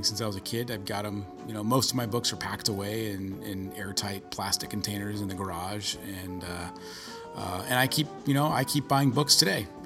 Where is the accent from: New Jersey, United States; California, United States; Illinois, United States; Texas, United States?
California, United States; Bay Area; growing up in the Bay Area